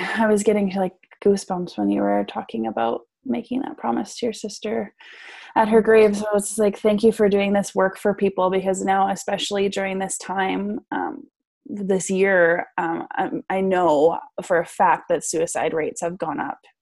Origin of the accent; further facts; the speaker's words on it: Vancouver, British Columbia, Canada; I'm from Vancouver, BC